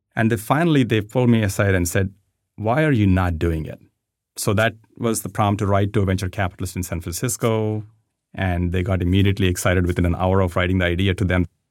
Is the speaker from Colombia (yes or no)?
no; India; moved away; I grew up in India